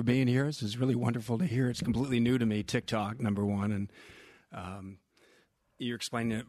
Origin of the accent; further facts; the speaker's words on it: Bay Area, California, United States; I grew up in the Bay Area, and it's a very rich Asian community.